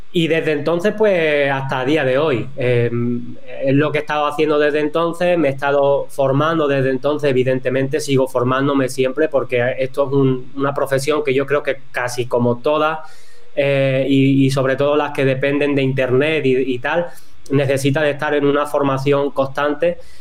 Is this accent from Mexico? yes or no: no; Cádiz, Andalusia, Spain; also born or lived in northern Spain; Pues yo soy de, Cádiz, de, un pueblito que, está en la sierra, en la parte de la sierra de, de Cádiz, que está en la, parte del sur de, España.